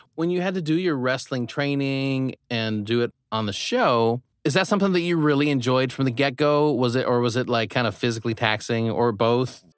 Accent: Midwest, United States; moved away; I grew up in the Midwest

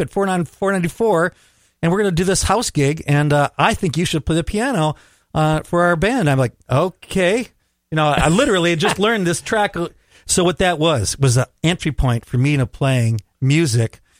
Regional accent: Minneapolis, Minnesota, United States; I'm from Southwest Minneapolis

